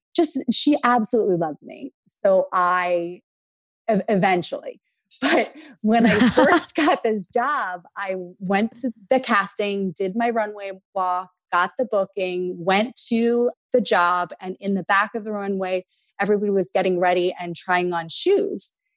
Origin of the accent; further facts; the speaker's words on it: small rural town outside of Philadelphia, Pennsylvania, United States; we grew up below the poverty line. We grew up in Section 8 housing